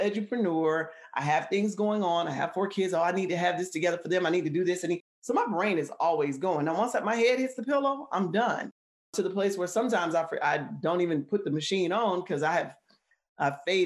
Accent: Columbus, Georgia, United States; moved away as an adult; also born or lived in Atlanta, Georgia / Minnesota; I am originally from Columbus, which is about an hour and a half south of Atlanta, driving home from school, you know, in Atlanta to my hometown

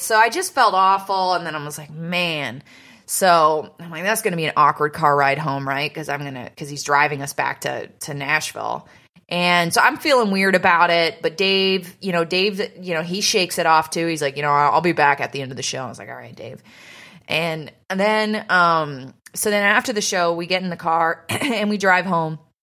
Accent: Canada; moved away; in my hometown

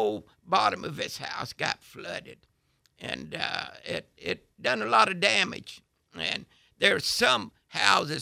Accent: Crestview, Florida, United States; I was raised in Crestview

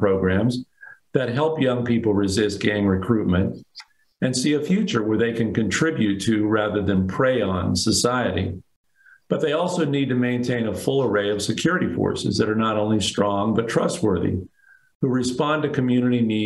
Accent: Denver, Colorado, United States; my hometown of Denver

